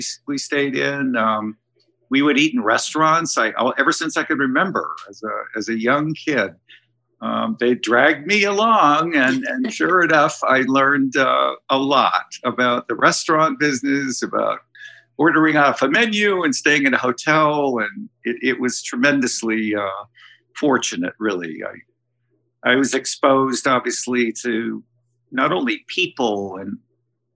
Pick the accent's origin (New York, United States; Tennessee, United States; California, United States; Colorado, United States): New York, United States; also born or lived in Rio de Janeiro, Brazil; I grew up right here in New York. I was almost born here, but we moved here when I was about 5 years old. And I grew up in Manhattan